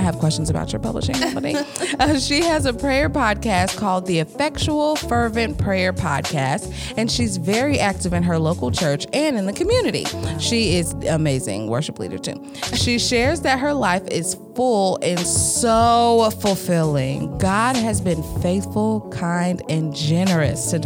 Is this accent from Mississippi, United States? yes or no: yes; Mississippi, United States; accent: Southern drawl; moved away; I was born in Mississippi